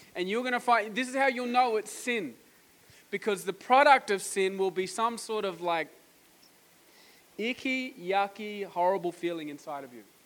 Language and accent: English; Australia; I'm from Australia